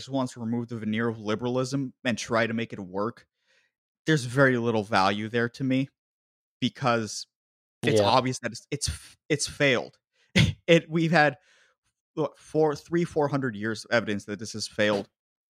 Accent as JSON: {"language": "English", "country": "United States", "said": "as an American, I am a Euromutt."}